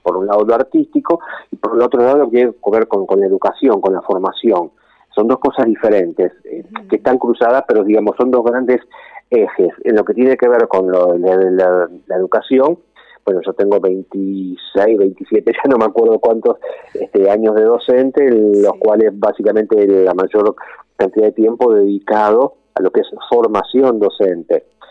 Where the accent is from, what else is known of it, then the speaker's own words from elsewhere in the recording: Rosario, Santa Fe, Argentina; also born or lived in Villa Carlos Paz, Córdoba; yo soy cordobés, lo que pasa es que vine a vivir en Rosario siendo muy chiquito, eh, no, no había cumplido ni 10 años y vine a vivir a Rosario